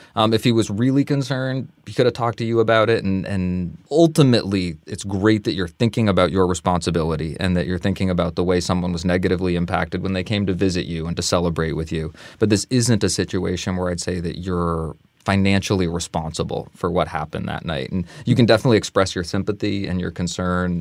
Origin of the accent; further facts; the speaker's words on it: Vermont, United States; Growing up in Vermont in the 90s